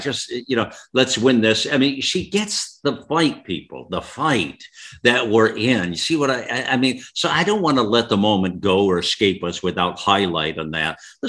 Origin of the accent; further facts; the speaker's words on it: United States; listen, I'm as American as she is as American as I am American.